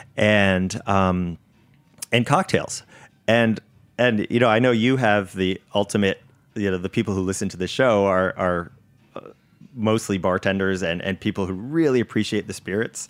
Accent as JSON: {"language": "English", "region": "Connecticut", "country": "United States", "tie": "born or raised there", "said": "I grew up in Connecticut"}